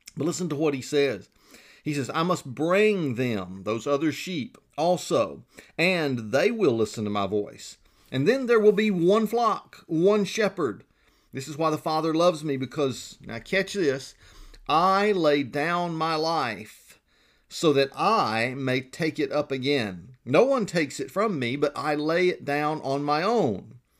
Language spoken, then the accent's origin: English; Georgia, United States; now in South Carolina, United States; we are from Georgia